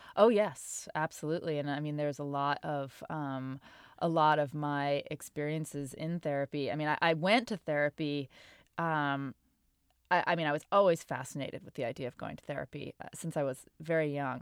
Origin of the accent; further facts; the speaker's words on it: Portland, Maine, United States; I didn't grow up around Boston, but I grew up in Portland, Maine, which isn't too far away.